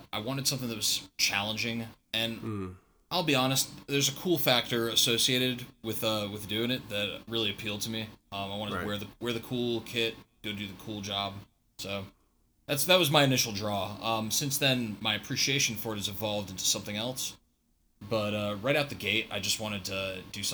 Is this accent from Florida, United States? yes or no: no; Northern Virginia, United States; I grew up in Northern Virginia